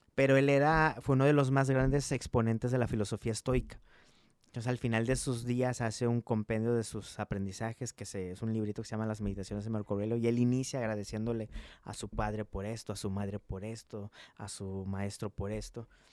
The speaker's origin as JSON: {"language": "Spanish", "town": "Coatzacoalcos", "region": "Veracruz", "country": "Mexico", "also_born_or_lived": "Montemorelos, Nuevo León / Italy", "moved": "yes", "lives_now": "Monterrey, Mexico", "said": "Nosotros somos de Veracruz, somos de Coatzacoalcos, Veracruz"}